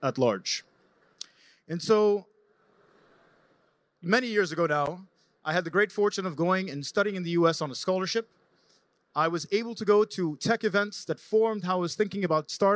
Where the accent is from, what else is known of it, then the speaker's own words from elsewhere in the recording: Jordan; I'm a founder from Jordan